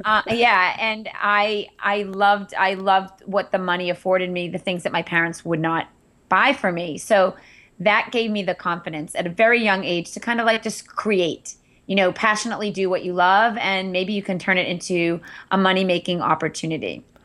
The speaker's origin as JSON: {"language": "English", "town": "Andover", "region": "Massachusetts", "country": "United States", "tie": "born or raised there", "also_born_or_lived": "Wellesley, Massachusetts / Cape Cod", "said": "I grew up in Andover, Massachusetts"}